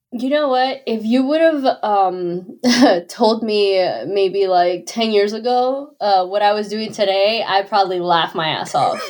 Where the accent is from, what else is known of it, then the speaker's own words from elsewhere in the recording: Miami, Florida, United States; I'm originally from Miami